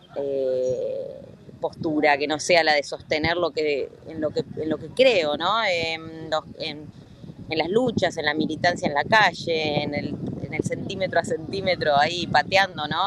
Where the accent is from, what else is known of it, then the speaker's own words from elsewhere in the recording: Argentina; como argentinos y argentinas